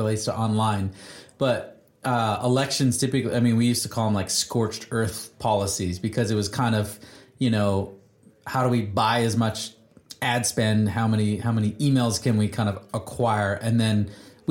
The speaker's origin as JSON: {"language": "English", "country": "Canada", "said": "as a Canadian"}